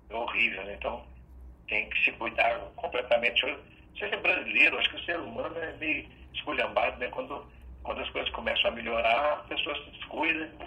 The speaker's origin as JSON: {"language": "Portuguese", "town": "Belo Horizonte", "region": "Minas Gerais", "country": "Brazil", "said": "Sou de Belo Horizonte."}